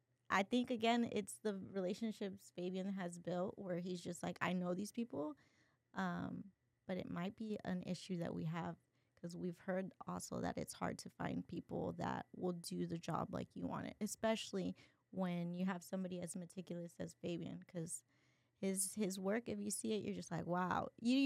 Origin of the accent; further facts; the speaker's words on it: Brownsville, Texas, United States; I mean, we're from Brownsville, Texas. You know, we grew up poor.